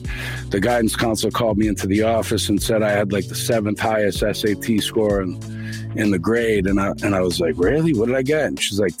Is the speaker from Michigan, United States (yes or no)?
no; Boston, Massachusetts, United States; I'm from Boston, Dorchester originally. I moved around a lot all over the city as a kid